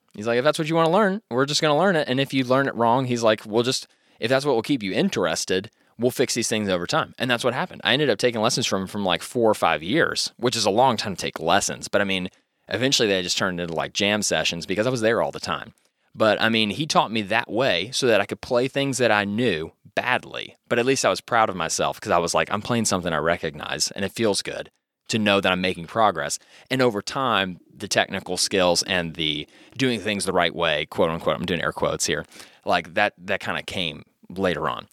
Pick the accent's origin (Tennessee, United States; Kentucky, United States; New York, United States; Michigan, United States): Kentucky, United States; Louisville; born or raised there